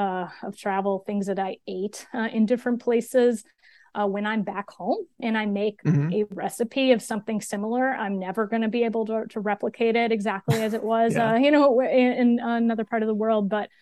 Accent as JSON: {"language": "English", "region": "New York", "country": "United States", "tie": "born or raised there", "also_born_or_lived": "Pennsylvania", "said": "I grew up on the East Coast of the U.S. and moved around a lot to different places, mostly in rural upstate New York and Pennsylvania."}